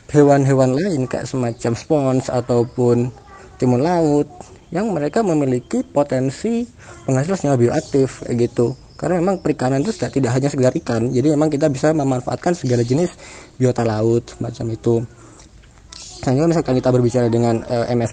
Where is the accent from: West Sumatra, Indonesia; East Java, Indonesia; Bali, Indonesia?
East Java, Indonesia; Jember; now in Trenggalek, Indonesia; Kalau asal daerah, sebenarnya aku itu besar di Jember tapi uh, semenjak masuk di UGM uh, pindah di Trenggalek.